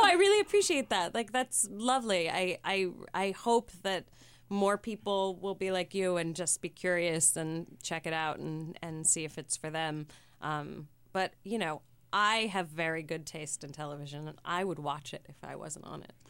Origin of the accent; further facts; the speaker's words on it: San Francisco, California, United States; moved away; I grew up on nineteenth and Castro